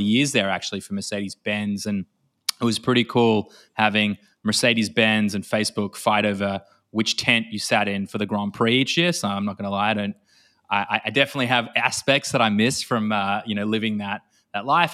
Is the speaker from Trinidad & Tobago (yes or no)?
no; Australia; accent: Australian; moved away as an adult; now in Tel Aviv, Israel; despite my accent being Australian, I'm sat in Israel, in Tel Aviv.